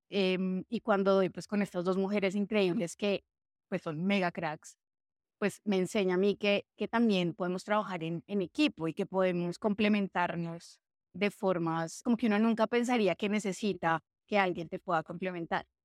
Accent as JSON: {"language": "Spanish", "town": "Armenia", "region": "Quindío", "country": "Colombia", "moved": "yes", "lives_now": "Bogotá, Colombia", "said": "Yo soy de Armenia, pero pues ya no tengo acento, estoy de seriedad de mi familia, además."}